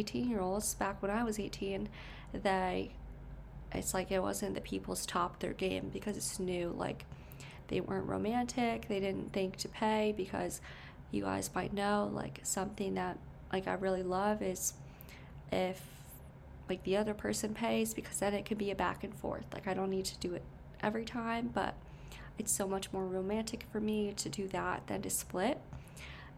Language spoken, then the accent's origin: English; Connecticut, United States; born in Connecticut